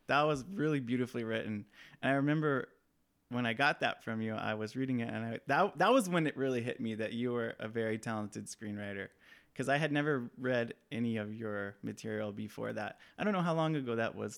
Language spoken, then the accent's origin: English; Hesperia, California, United States; in my hometown in the house that I grew up in, in, um, in the Mojave Desert in Southern California. Uh, there's a small town called Hesperia